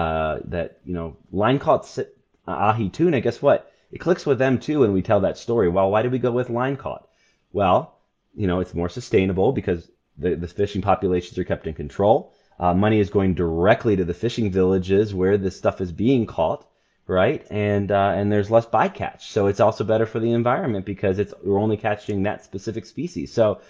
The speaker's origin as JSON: {"language": "English", "town": "Port-au-Prince", "region": "Ouest", "country": "Haiti", "tie": "born or raised there", "said": "I was a missionary kid. So I was born in Haiti, grew up in Port-au-Prince."}